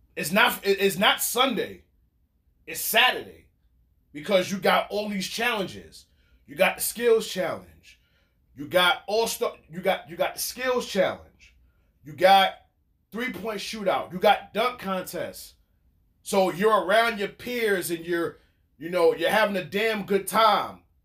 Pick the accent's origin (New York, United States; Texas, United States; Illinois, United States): New York, United States; New York City; that just happens to be the city that I represent, and that's the N Y C